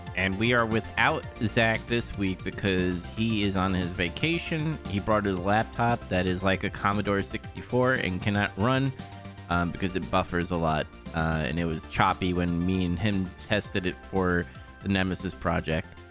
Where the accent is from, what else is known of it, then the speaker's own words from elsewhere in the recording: New York, United States; I'm from New York